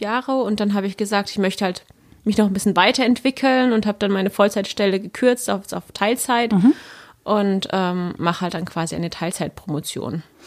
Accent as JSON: {"language": "German", "country": "Germany", "tie": "born or raised there", "said": "bin aber jetzt deutsch, ich bin in Deutschland aufgewachsen, geboren aufgewachsen"}